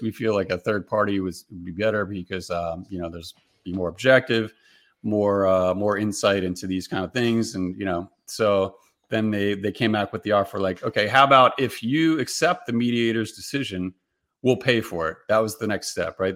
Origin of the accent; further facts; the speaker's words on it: Maryland, United States; moved away as an adult; now in Tennessee, United States; I grew up in Maryland, came back to Maryland for a little while